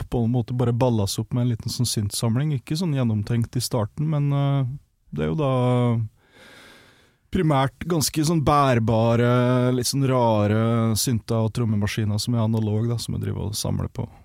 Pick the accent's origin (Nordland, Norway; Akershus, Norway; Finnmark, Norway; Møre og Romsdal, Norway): Møre og Romsdal, Norway; also born or lived in United States; Så jeg vokste opp i USA på båt og sånt. Og så hadde vi da en bolig på Nordmøre som vi var på vinterstid som regel. da. Så, det, så jeg blei fastboende i Norge da jeg var 13 år.